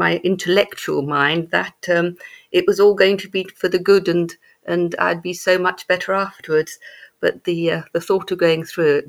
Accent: England, United Kingdom; also born or lived in Germany / Malaysia / Belgium; My father is military, so I was born in Germany, moved to Malaysia, got to England about the age of four, moved from Yorkshire to Wiltshire to Surrey to Belgium to Germany.

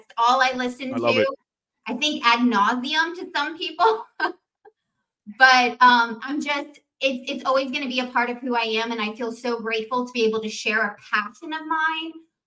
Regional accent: Coral Springs, Florida, United States; I was born in Coral Springs, fattest baby ever born at that hospital

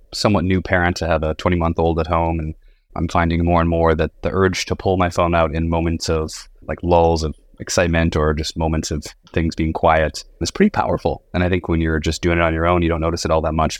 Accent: North Dakota, United States; grew up in North Dakota.

